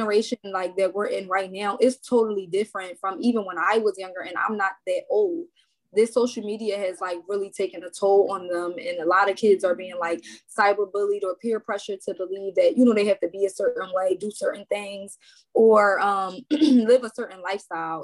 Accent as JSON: {"language": "English", "town": "Philadelphia", "region": "Pennsylvania", "country": "United States", "tie": "born or raised there", "moved": "as an adult", "lives_now": "Willow Grove, Montgomery County, United States", "said": "North Philly, North Philadelphia"}